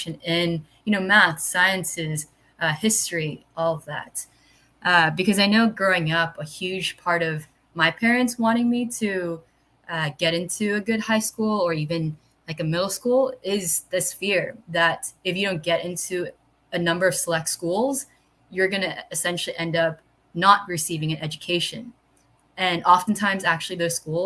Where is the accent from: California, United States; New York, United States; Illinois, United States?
New York, United States; New York City; moved away as an adult; now in Philadelphia, United States; growing up in New York City